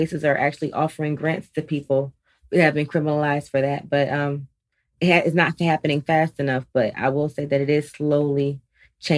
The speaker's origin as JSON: {"language": "English", "town": "Philadelphia", "region": "Pennsylvania", "country": "United States", "tie": "born or raised there", "also_born_or_lived": "Columbus, Ohio", "moved": "yes", "said": "initially I'm from Philadelphia, born and kind of raised also in Columbus. Spent a lot of time in Columbus"}